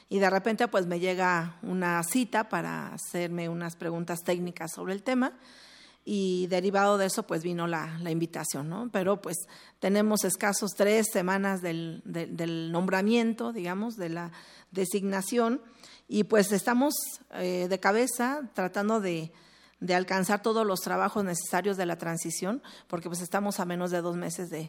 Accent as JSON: {"language": "Spanish", "region": "Puebla", "country": "Mexico", "moved": "yes", "said": "yo soy de Puebla originalmente, pero mis padres migraron a esta ciudad, yo ya hice los estudios aquí"}